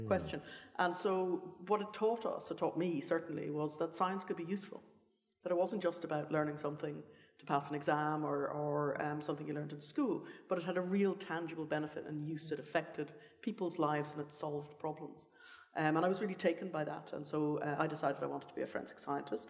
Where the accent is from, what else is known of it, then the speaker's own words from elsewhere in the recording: Ireland; moved away; So I come from Ireland originally, and both of my parents, my mother's a botanist, my father's a chemist